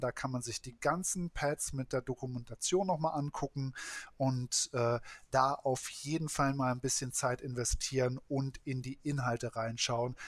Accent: Kiel, Schleswig-Holstein, Germany; als Kieler

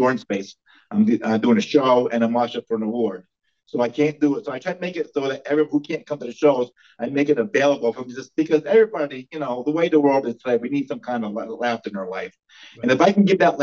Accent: New York, United States; my hometown of Glacier, New York

